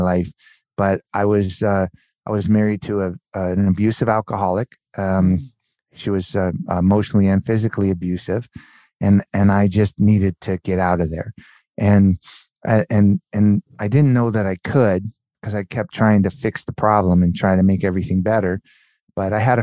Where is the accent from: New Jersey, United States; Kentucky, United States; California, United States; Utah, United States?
California, United States; Southern; also born or lived in Miami; we grew up in Southern California. My parents moved to Southern California shortly after I was born. And yeah, I was raised in Southern California